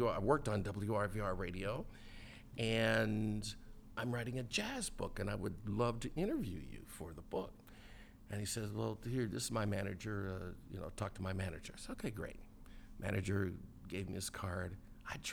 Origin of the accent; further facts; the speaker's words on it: San Diego, California, United States; also born or lived in Olympia, Washington; now in New York, United States; I was born in the state of Washington, Olympia, Washington, and raised in San Diego